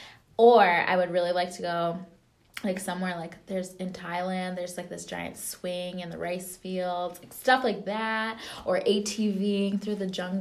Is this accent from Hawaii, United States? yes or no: no; Wisconsin, United States; we're like from Wisconsin